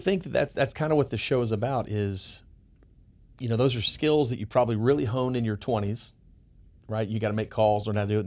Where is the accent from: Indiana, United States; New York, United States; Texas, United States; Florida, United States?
Texas, United States; Dallas; moved away as an adult; now in Houston, United States; I'm from Dallas